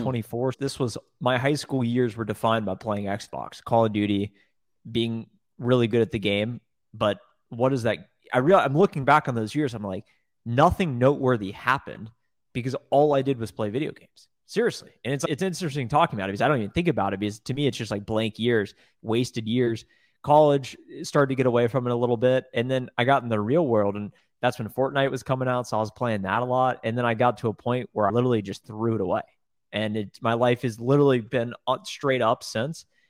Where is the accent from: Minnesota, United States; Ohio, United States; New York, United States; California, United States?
Ohio, United States; Columbus; I grew up in Columbus, Ohio.